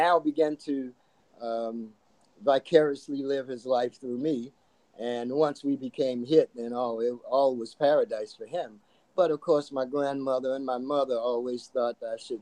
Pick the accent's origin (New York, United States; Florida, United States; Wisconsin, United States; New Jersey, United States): Florida, United States; West Palm Beach; also born or lived in Portland, Oregon; I call West Palm Beach my home because this is where I grew up and went to high school